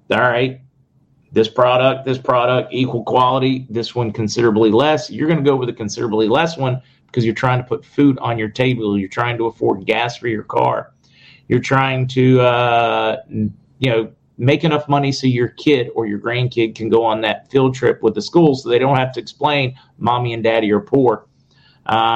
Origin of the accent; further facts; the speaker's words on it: the South, United States; also born or lived in the North; I'm from the North, but I grew up in the South